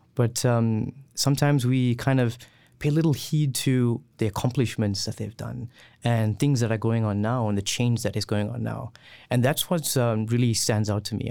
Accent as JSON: {"language": "English", "region": "KwaZulu-Natal", "country": "South Africa", "also_born_or_lived": "Gauteng", "moved": "as an adult", "lives_now": "Lethbridge, Canada", "said": "I'm originally from KwaZulu-Natal, uh, but now, uh, currently my family lives in Gauteng"}